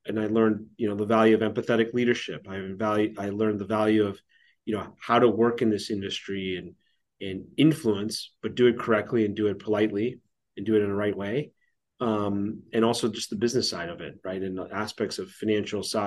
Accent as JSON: {"language": "English", "town": "Toronto", "region": "Ontario", "country": "Canada", "tie": "born or raised there", "moved": "yes", "lives_now": "Kansas City, United States", "said": "I grew up in Toronto"}